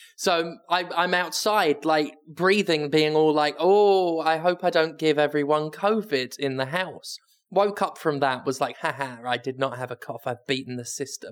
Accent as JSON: {"language": "English", "country": "United Kingdom", "said": "I'm British"}